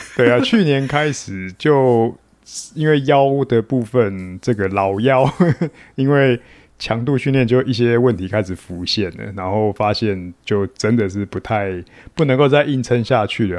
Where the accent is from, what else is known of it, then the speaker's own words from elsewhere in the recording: New Taipei, Taiwan; 其实我是台北县出生长大的啦，然后嗯。就是高中念的是三重高工，那现， 三重商工啦，现在叫商工